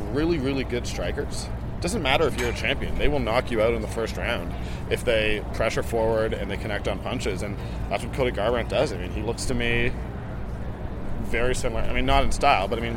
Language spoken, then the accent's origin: English; Toronto, Ontario, Canada; I'm Canadian. I'm born and raised in Toronto